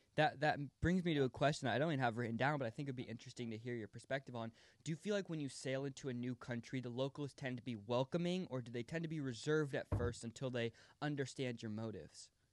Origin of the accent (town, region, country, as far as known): United States; born or raised there